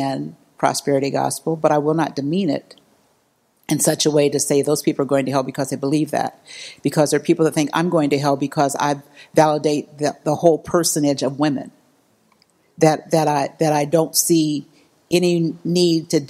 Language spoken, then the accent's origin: English; Missouri, United States; I was raised Baptist in Missouri, so I was real Baptist